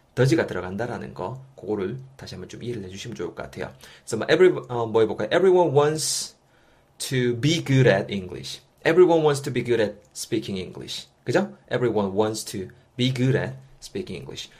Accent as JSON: {"language": "Korean", "country": "South Korea", "accent": "strong dialect (saturi)"}